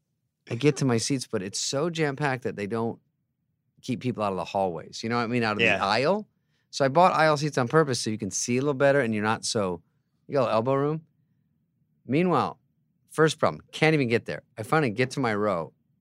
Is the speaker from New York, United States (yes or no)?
no; Scottsdale, Arizona, United States; I try to root for Arizona. I'm from Scottsdale, but it's never quite in the mix.